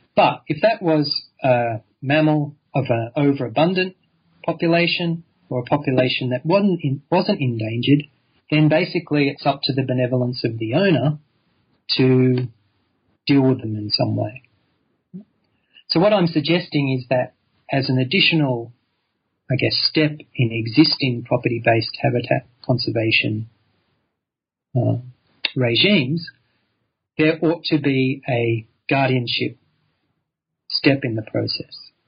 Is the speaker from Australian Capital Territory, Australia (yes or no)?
no; Sydney, New South Wales, Australia; I grew up in Sydney